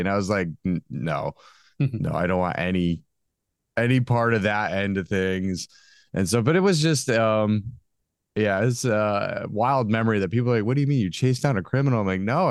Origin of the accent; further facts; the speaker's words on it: Connecticut, United States; now in Maryland, United States; I'm originally from Connecticut